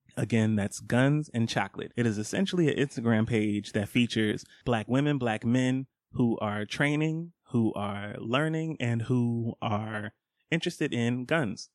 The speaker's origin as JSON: {"language": "English", "town": "Scottdale", "region": "Georgia", "country": "United States", "tie": "born or raised there", "said": "I grew up in Scottsdale, Georgia. That is on the east side. I was a stone's throw from Stone Mountain"}